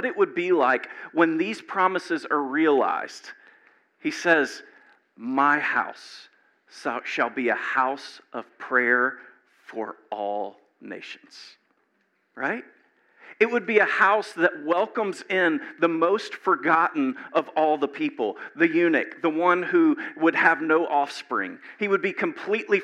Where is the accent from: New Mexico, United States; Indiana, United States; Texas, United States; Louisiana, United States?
Louisiana, United States; moved away; I grew up in Louisiana, and I had never been across the Mason-Dixon line until I was like 27